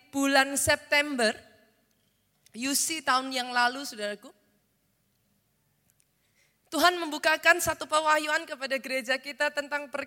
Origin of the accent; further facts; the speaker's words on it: Surakarta, Central Java, Indonesia; I was born in this city, saya lahir di kota ini. Secara jasmani, saudaraku, saya wong Solo